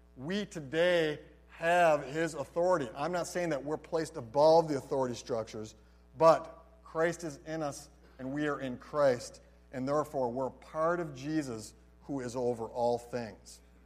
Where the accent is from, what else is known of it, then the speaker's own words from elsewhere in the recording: Holland, Michigan, United States; moved away as an adult; also born or lived in Philippines; I grew up in Holland, Michigan.